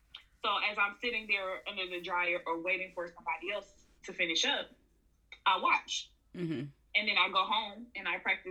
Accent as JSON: {"language": "English", "town": "Atlanta", "region": "Georgia", "country": "United States", "tie": "born or raised there", "said": "Born and raised in Atlanta, Georgia"}